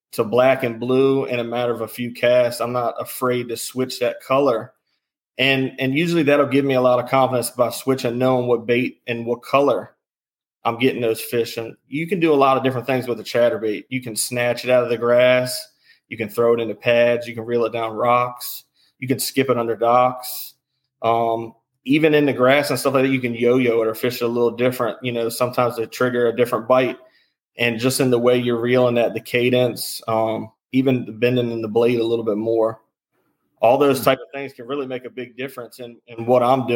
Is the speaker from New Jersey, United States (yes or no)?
no; Charles County, Maryland, United States; I'm from Maryland. I've always been in the Charles County area. I'm still in the Charles County area.